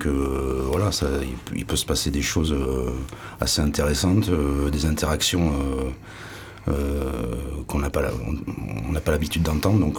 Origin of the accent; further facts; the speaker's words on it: Limoges, Nouvelle-Aquitaine, France; also born or lived in Paris banlieue; now in Landes, France; Je suis de Limoges. Je suis né à Limoges.